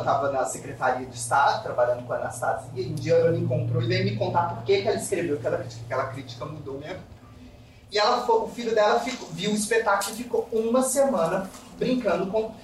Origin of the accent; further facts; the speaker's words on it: Brazil; also born or lived in United Kingdom / Poland; como brasileiros